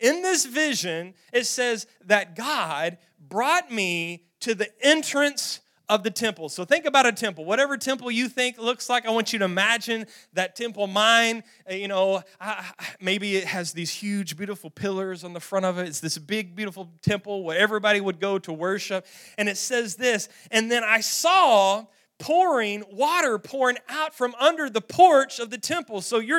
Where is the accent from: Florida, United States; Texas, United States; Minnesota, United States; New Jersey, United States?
Texas, United States; Roaring Springs; We grew up in Roaring Springs, Texas. Roaring Springs has a natural spring-fed swimming pool